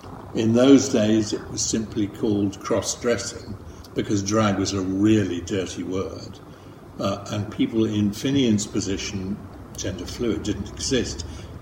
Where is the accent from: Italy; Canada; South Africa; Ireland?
Ireland; moved away as an adult; now in London, United Kingdom; I grew up in Ireland until I came over to England to go to art college. So people in England often think I'm Irish and people in Ireland think I'm English. So I've settled for London Irish.